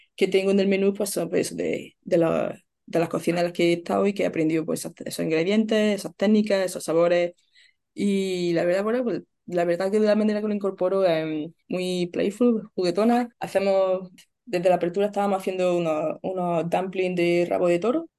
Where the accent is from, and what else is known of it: Spain; moved away as an adult; now in Melbourne, Australia